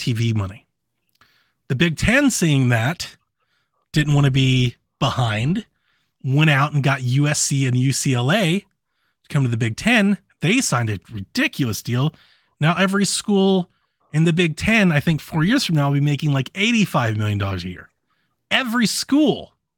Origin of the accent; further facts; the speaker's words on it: Columbus and Cleveland, Ohio, United States; now in Georgia, United States; I grew up in Columbus and Cleveland, and I live in Georgia